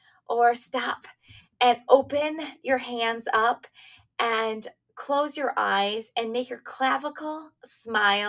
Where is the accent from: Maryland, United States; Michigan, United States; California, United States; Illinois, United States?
Michigan, United States; moved away as an adult; also born or lived in Pennsylvania; I grew up in Michigan, now I'm back in Michigan, but I also lived in Pennsylvania too